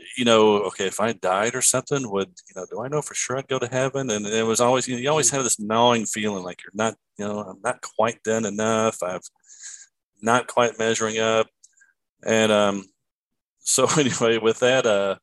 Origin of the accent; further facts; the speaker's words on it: Lexington, Kentucky, United States; raised here in Lexington, Kentucky, where I live now